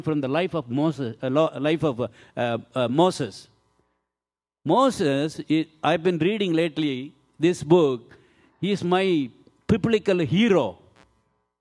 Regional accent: India; I'm Indian man

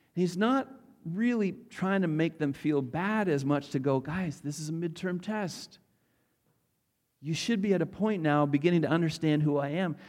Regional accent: North Dakota, United States; I'm a North, North Dakota farm boy, uh, born and raised

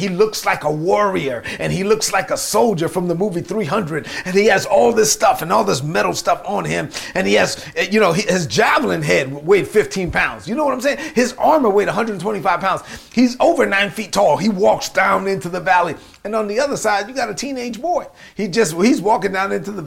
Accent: New York City, New York, United States; accent: Brooklyn; I sound like I'm from Brooklyn. You know why? Because I'm from Brooklyn

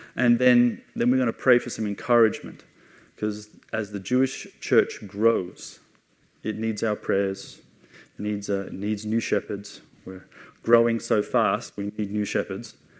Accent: Australia; moved away as an adult; also born or lived in England; now in Jerusalem; I'm Australian. I was born uh, in, in Australia

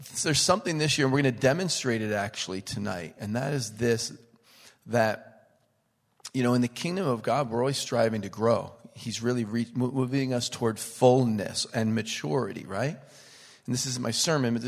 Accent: Pennsylvania, United States; now in Connecticut, United States; I'm from Pennsylvania, but I live in Connecticut

